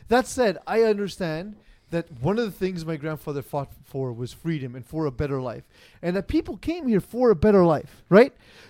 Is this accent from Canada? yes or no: yes; Quebec, Canada; I'm from Quebec.